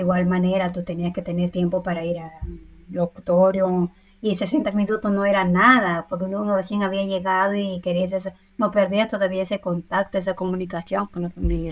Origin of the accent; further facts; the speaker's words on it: Huánuco, Peru; first language Spanish; moved away as an adult; now in Milan, Italy; yo soy nacida en Huánuco, yo soy huanuqueña neta